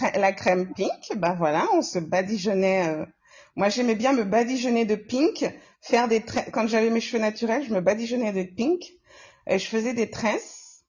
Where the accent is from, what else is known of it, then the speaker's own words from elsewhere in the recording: Comoros; now in Lyon, France; Je suis comorienne